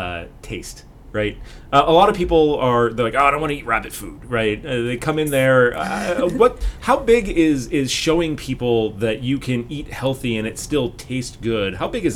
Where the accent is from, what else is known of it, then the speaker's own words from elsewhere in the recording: Midwest, United States; I grew up in the Midwest, so it's a lot of chili dogs and mac and cheese and stuff like that.